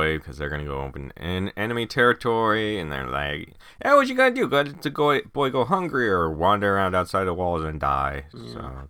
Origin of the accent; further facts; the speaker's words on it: Oregon, United States; And growing up in Oregon